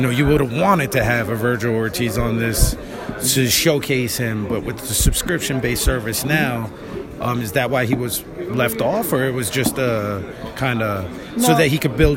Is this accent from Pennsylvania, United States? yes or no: yes; Philadelphia, Pennsylvania, United States; I'm from Philly. I'm an East Coast guy